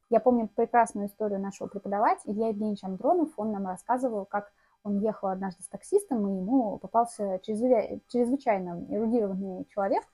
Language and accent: Russian; Tatarstan, Russia; я из Татарстана